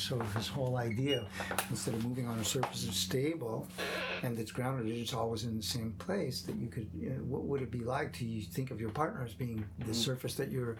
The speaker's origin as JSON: {"language": "English", "region": "Quebec", "country": "Canada", "said": "Well, I come from Quebec."}